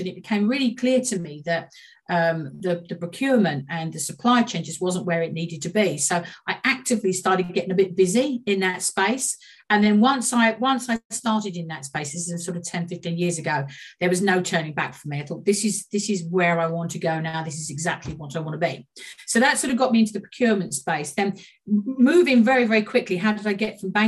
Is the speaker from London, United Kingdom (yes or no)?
yes; Walthamstow, London, United Kingdom; I grew up in Walthamstow